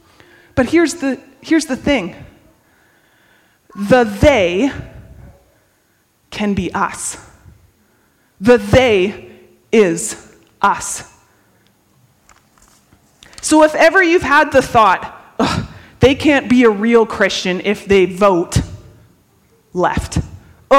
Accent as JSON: {"language": "English", "country": "Canada", "said": "we're Canadian"}